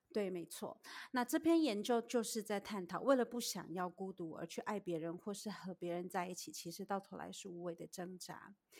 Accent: Taiwan; moved away as an adult; now in United States; 我是在台湾长大的

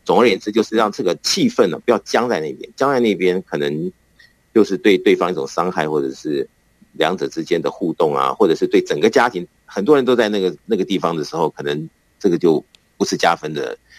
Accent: Taiwan; moved away; 以前我们小时候在台湾的这种过年

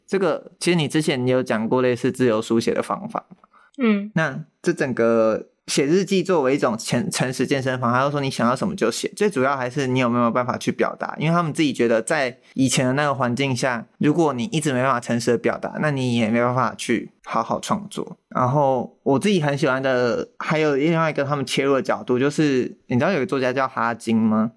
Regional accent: Taiwan; 我自己身，身为一个台湾人

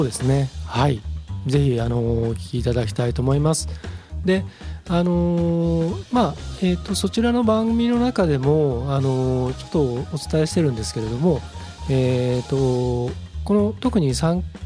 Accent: Japan; 僕も日本人

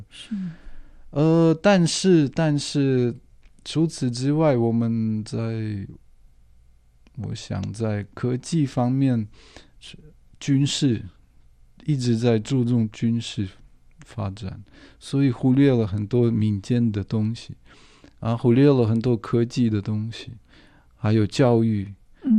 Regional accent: Moscow, Russia; Chinese is a second language; moved away as an adult; now in Taiwan; 我很爱莫斯科，我的家乡

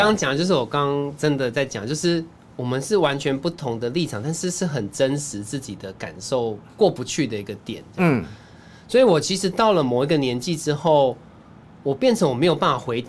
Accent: Taichung, Taiwan; 因为我是台中人，所以万年那我就真的不知道。

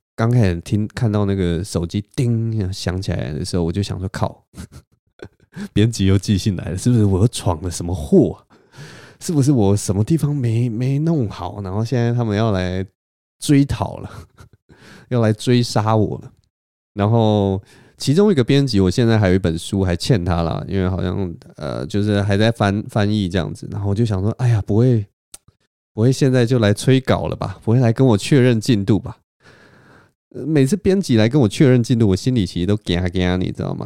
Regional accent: Taiwan; 只有我一个台湾人

